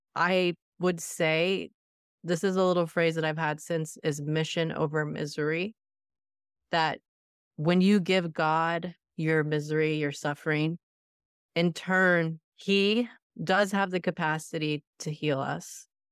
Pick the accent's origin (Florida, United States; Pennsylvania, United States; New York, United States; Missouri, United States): Florida, United States; also born or lived in Outer Boston area, Massachusetts; I'm in Florida, and I've been here since I was five. We are from the Outer Boston area, and our family were New Englanders